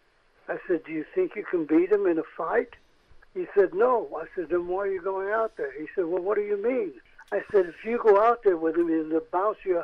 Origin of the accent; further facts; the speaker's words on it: New York City, New York, United States; I'm a Jew from the Lower East Side.